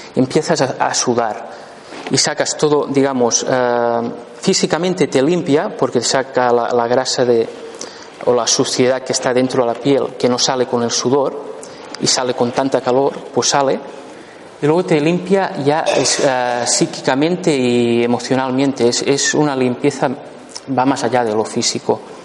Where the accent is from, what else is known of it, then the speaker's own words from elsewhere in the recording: La Pobla de Lillet, Catalonia, Spain; yo nací en la, en Popla de Lillet, un pueblo muy bonito